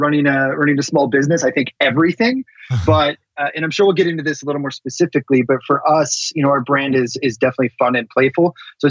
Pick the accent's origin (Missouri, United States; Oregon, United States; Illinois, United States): Illinois, United States; Chicago; moved away as an adult; also born or lived in Wisconsin; now in Los Angeles, United States; Grew up in the suburbs of Chicago, Illinois.